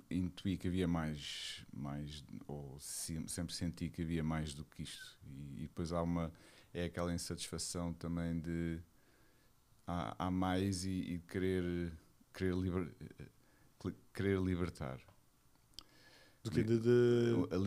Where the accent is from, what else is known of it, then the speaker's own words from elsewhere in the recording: Lisbon, Portugal; Eu sou de Lisboa. Lisboa. Alfacinha de gema, como se costuma dizer.